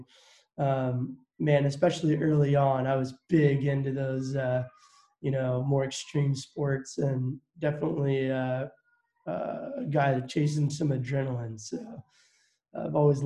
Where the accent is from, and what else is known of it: Cashmere, Washington, United States; born or raised there; also born or lived in Midland, Texas; now in Wenatchee, United States